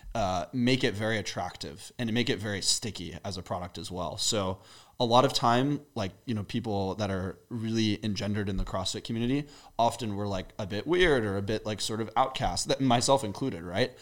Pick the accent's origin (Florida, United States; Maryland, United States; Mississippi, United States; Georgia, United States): Maryland, United States; moved away as an adult; also born or lived in England; now in Austin, United States; I grew up, uh, in the Maryland area. Before that, I was born in England